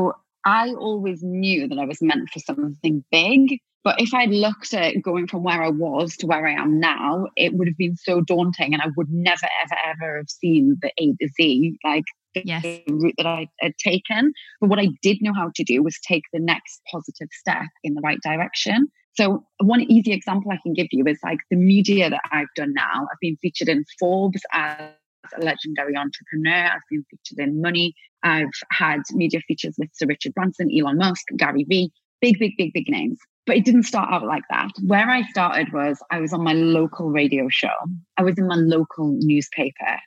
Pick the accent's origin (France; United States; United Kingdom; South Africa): United Kingdom; Newcastle upon Tyne, North East England; do talks in Newcastle in my hometown